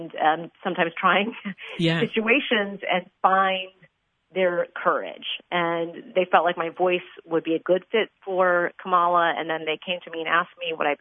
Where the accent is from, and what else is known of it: Chicago, Illinois, United States; born or raised there